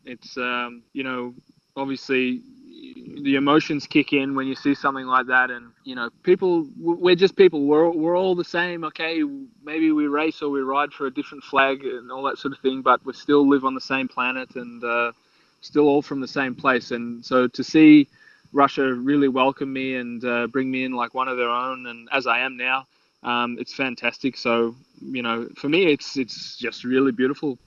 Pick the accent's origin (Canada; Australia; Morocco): Australia; I'm still an Australian